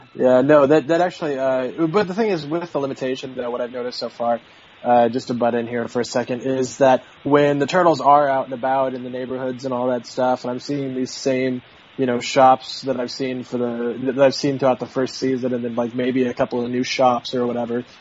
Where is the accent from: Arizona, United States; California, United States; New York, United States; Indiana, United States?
Indiana, United States; Indianapolis; I grew up in Indianapolis